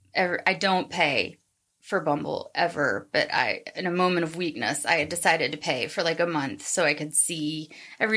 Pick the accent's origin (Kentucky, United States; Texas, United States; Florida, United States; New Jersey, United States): Kentucky, United States; moved away as an adult; also born or lived in Lexington, Kentucky; now in St. Louis, United States; I'm from Kentucky originally